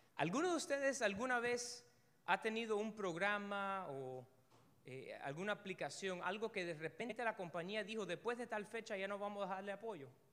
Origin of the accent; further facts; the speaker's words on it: Cuba; Una de las primeras cosas que uno se aprende cuando es cubano es el Padre Nuestro. Desde chiquitico te lo van diciendo.